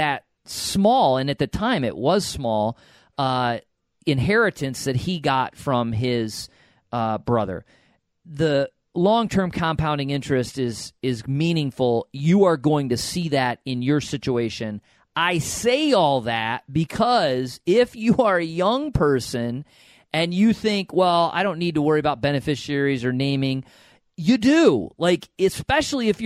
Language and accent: English; upstate New York, United States; I'm from upstate